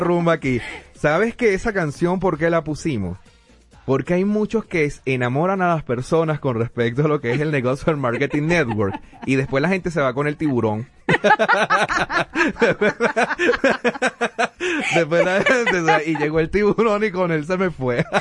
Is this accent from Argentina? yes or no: no; Venezuela; nuestro país, en Venezuela